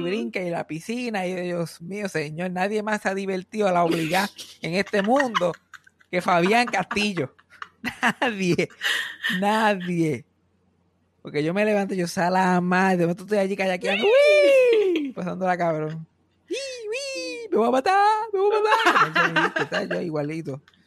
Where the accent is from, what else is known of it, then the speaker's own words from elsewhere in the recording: Mayagüez, Puerto Rico; moved away; yo nací, y me crié en Mayagüe